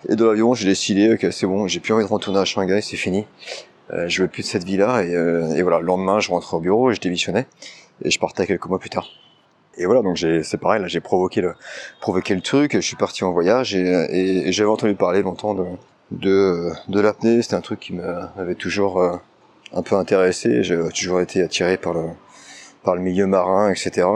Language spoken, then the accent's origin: French; France; moved away as an adult; also born or lived in China; ça doit faire 10 ans après que je suis parti de France maintenant. Je suis parti, quand j'étais parti en Chine